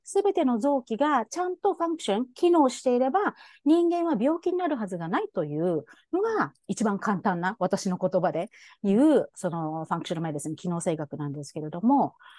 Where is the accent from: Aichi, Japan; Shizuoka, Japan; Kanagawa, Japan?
Shizuoka, Japan; moved away as an adult; also born or lived in United States; now in Hawaii, United States; 生まれも育ちも静岡県なんですけれども